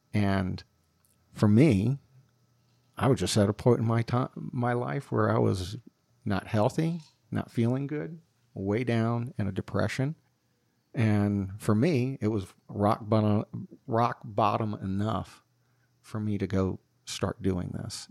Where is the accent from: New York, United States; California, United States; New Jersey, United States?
New Jersey, United States; Northeast; moved away as an adult; also born or lived in Colorado; I grew up in the Catholic school system, K through twelve, and Northeast Jersey